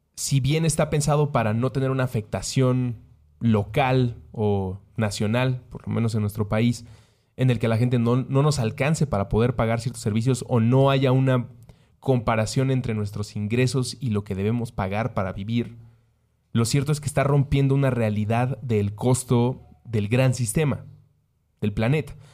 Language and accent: Spanish; Mexico; Soy mexicano